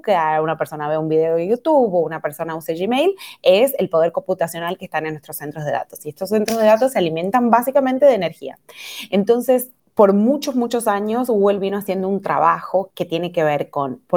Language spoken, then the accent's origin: Spanish; Argentina; now in Brazil; soy argentina, pero vivo en Brasil, así que ya me ha quedado como un acento de medio de ningún lugar.